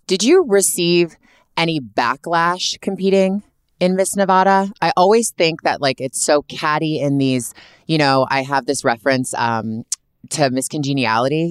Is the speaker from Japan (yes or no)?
no; Canada; also born or lived in Toronto; I'm from Canada, born and raised.